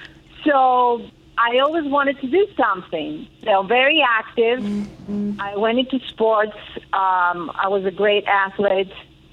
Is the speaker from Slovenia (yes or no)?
no; Athens, Attica, Greece; also born or lived in Queens, New York; we moved back to Greece. And we reside in Athens. I grew up in Athens. I went to school in Athens, but I was bilingual because my mom always wanted us to not forget English.